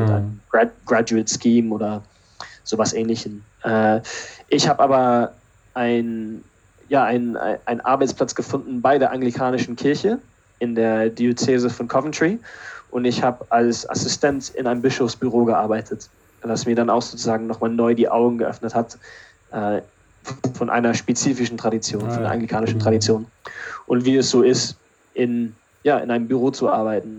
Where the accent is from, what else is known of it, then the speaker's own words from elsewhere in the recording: Berlin, Germany; moved away as an adult; also born or lived in Pinneberg, Schleswig-Holstein / Switzerland / Canada; now in England; dann waren es, glaube ich, acht Jahre in Berlin. Und ja, wenn ich eine Heimat habe, dann sage ich immer, dass Berlin die Heimat ist.